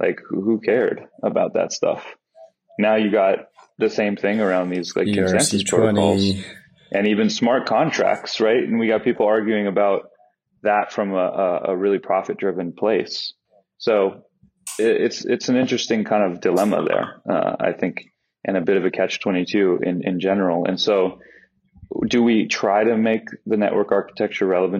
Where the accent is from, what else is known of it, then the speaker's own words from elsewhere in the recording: United States; now in Netherlands; I'm an American citizen.